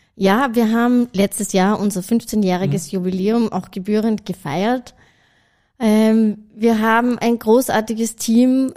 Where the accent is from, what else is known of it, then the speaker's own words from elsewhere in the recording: Salzburg, Austria; moved away as an adult; also born or lived in Hong Kong / Sydney, Australia / Switzerland; ich bin ursprünglich aus Salzburg